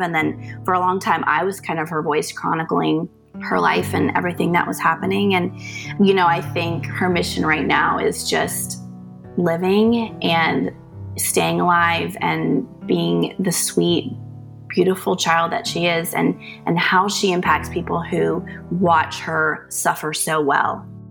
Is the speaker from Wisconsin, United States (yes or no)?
no; North Carolina, United States; I am from North Carolina, I am from a very large family